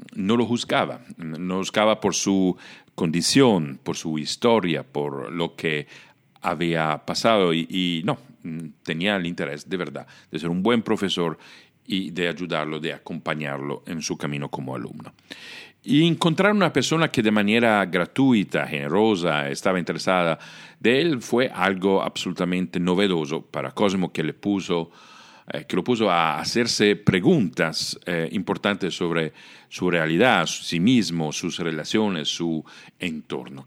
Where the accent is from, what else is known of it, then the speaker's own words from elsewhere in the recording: Italy; Spanish is a second language; moved away; yo soy italiano, nací y crecí en Italia